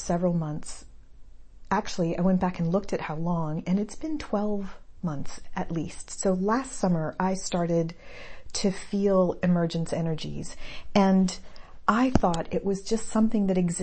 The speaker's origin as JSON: {"language": "English", "town": "El Paso", "region": "Texas", "country": "United States", "tie": "born or raised there", "said": "I grew up in El Paso"}